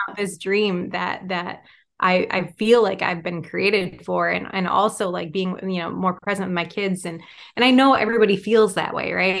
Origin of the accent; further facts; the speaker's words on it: Michigan, United States; now in Wisconsin, United States; I'm originally from Michigan.